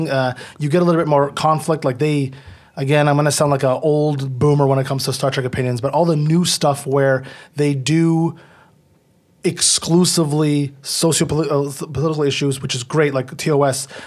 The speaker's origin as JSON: {"language": "English", "town": "Ottawa", "region": "Ontario", "country": "Canada", "said": "And then I, I'm from Ottawa, so we don't have Toronto channels."}